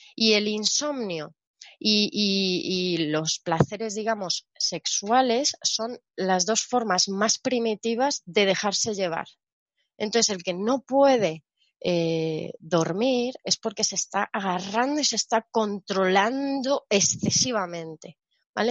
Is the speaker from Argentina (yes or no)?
no; Spain; yo soy española